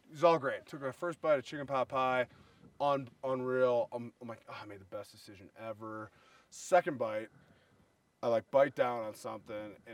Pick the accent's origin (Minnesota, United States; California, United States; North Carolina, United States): Minnesota, United States; I'm from the Midwest, right? I'm from Minnesota